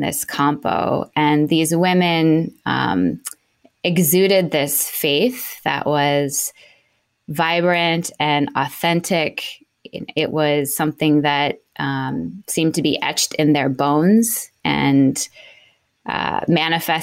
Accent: Seattle, Washington, United States; I was raised in Seattle, Washington

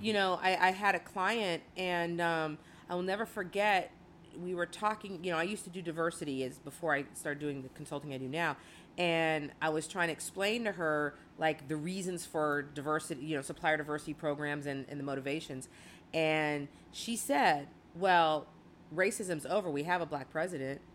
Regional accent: Chicago, Illinois, United States; I was born in Chicago

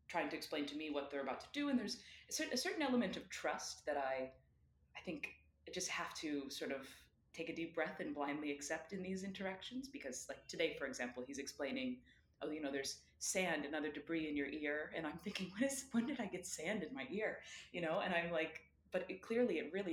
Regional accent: United States; moved away as an adult; my identity as an American, which is one that I never really thought much about because I never lived nor really traveled outside of the United States

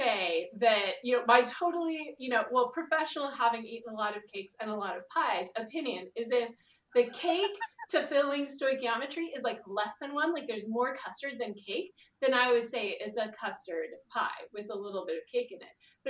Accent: Atlanta, Georgia, United States; I'm from Atlanta.

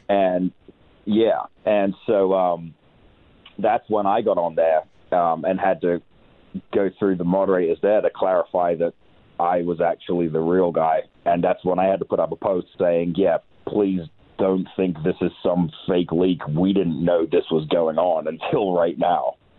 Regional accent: England, United Kingdom; now in between Las Vegas and Los Angeles, United States; I am English

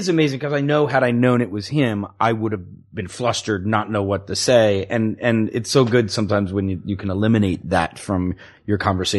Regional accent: Virginia, United States; moved away as an adult; I'm 18. I'm just from Virginia.

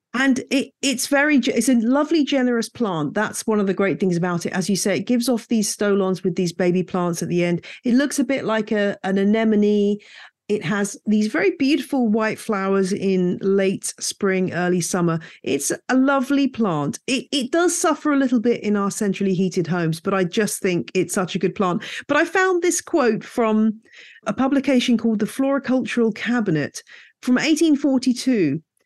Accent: United Kingdom; moved away as an adult; also born or lived in West Country, United Kingdom / Louisiana, United States; now in Bedfordshire, United Kingdom; I grew up in the Chilterns

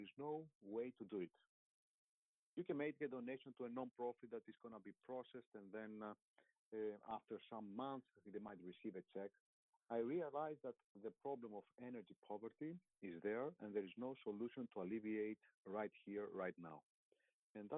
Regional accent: Greece; moved away; I was in my home country in Greece.

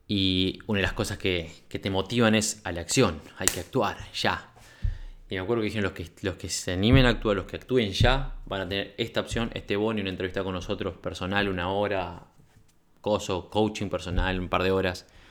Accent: Uruguay; venía de Uruguay

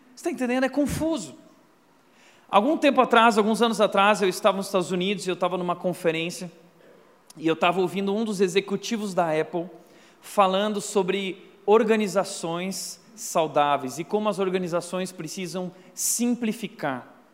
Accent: Rio Grande do Sul, Brazil; eu sou gaúcho macho

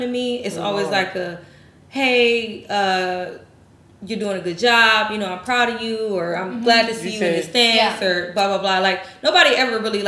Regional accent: Midwest, United States; I'm from the Midwest.

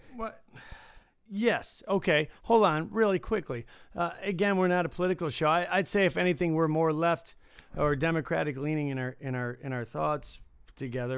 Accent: Detroit, Michigan, United States; now in Las Vegas, United States; I grew up in Detroit

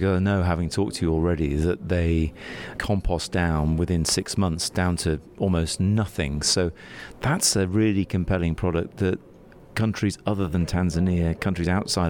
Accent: United Kingdom; It happens in the UK, where I'm from.

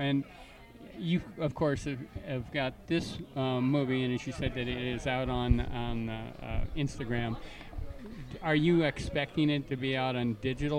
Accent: Canada; I was raised in Canada

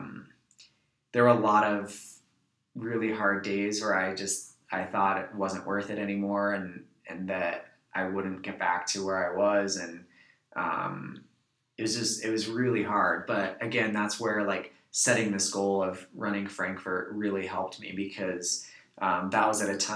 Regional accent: New York, United States; I'm from New York

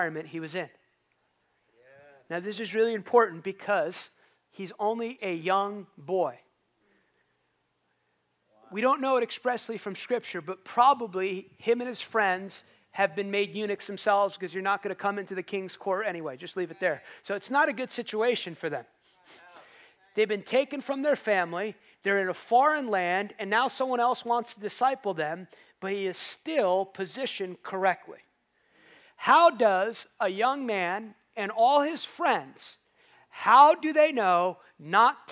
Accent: United States

